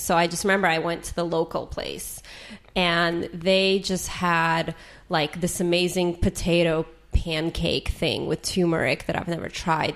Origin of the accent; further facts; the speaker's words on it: San Jose, California, United States; I grew up in San Jose where there was like a pho shop every five feet